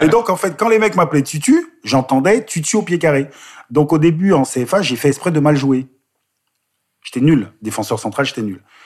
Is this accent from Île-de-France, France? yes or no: yes; Bois-Colombes, Île-de-France, France; also born or lived in Guadeloupe; J'ai grandi euh, dans la région parisienne